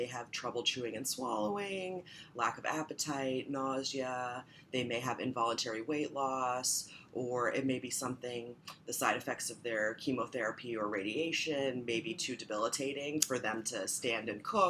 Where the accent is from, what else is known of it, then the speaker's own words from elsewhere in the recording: Northern Virginia, United States; moved away; I'm from Northern Virginia.